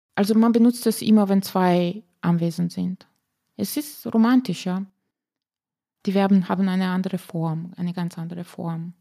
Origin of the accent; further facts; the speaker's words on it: Slovenia; accent: Slavic; German is a second language; moved away as an adult; also born or lived in Vienna, Austria; now in Wolfsthal, Austria; bei uns in Slowenien